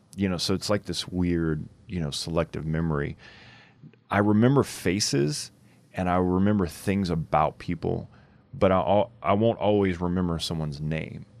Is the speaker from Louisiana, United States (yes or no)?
yes; Louisiana, United States; I grew up in Louisiana